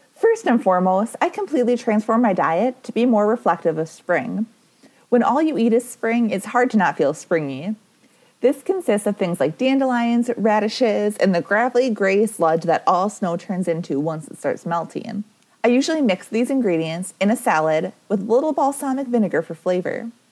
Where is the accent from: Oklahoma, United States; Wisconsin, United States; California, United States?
Wisconsin, United States; I am from Wisconsin